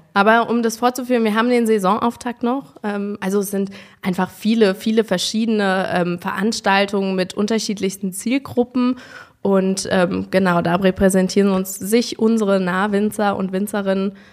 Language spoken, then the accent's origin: German; Windesheim, Rhineland-Palatinate, Germany; also born or lived in Bad Kreuznach / Geisenheim; ich bin in Windesheim am Weingut aufgewachsen von meinem Stiefvater